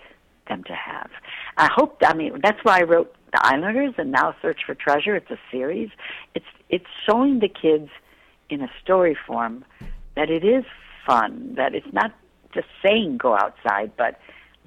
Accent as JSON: {"language": "English", "region": "Illinois", "country": "United States", "tie": "born or raised there", "moved": "yes", "said": "I was raised in Illinois, so I know the Midwest."}